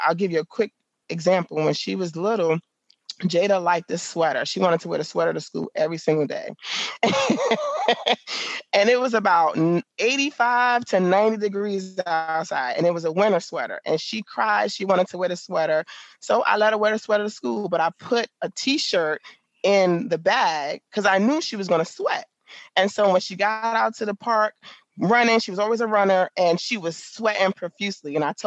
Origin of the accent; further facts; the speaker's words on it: New York City, New York, United States; now in Virginia, United States; I grew up in the Bronx